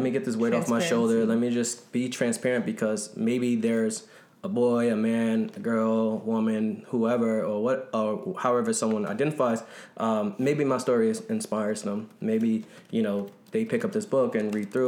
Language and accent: English; Newark, New Jersey, United States; Growing up in Newark